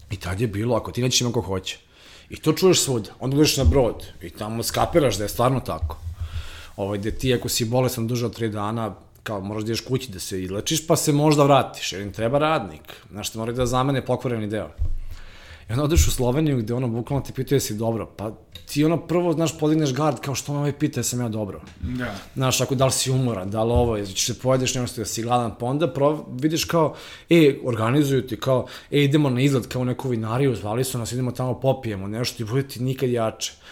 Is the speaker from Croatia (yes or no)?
no; Belgrade, Serbia; moved away as an adult; ja sam iz, iz Beograda